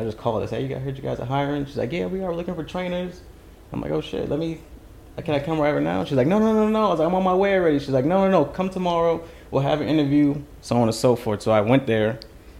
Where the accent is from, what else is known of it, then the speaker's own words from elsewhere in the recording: Florida, United States; now in Huntington Station, United States; I'm originally from Florida, moved out to New York